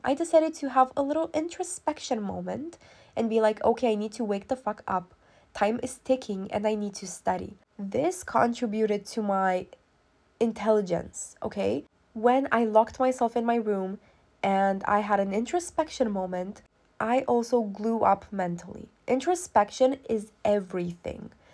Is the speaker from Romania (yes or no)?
yes; Romania; I'm not American, I'm Romanian